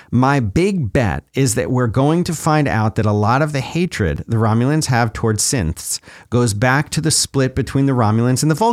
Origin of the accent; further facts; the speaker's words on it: Rochester, New York, United States; My son and I took a six plus hour one way road trip this weekend to visit my mother in my hometown of Rochester, New York.